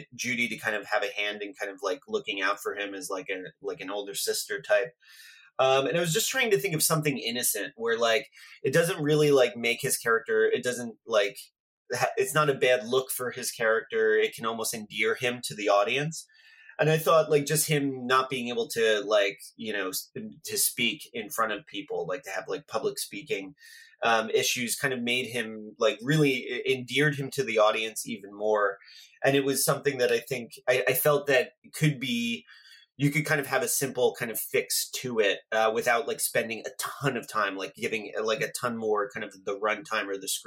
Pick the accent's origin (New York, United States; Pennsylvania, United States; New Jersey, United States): New Jersey, United States; where I grew up in New Jersey.